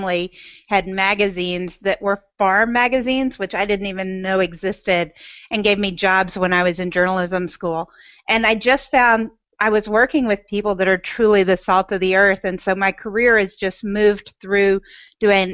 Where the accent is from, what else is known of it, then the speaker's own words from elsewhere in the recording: Memphis, Tennessee, United States; moved away; also born or lived in New York metro area; I'm originally from Memphis, Tennessee. My heart's in Memphis